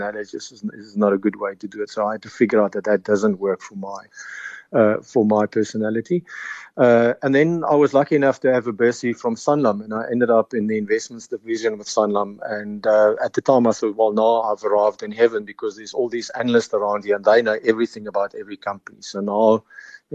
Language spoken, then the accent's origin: English; Pofadder, Northern Cape, South Africa; moved away as an adult; also born or lived in Stellenbosch; I'm a farmer's son. My family have been sheep farmers in the big metropolis of Pofadder, which is up in the Northern Cape, just south of the Namibian border.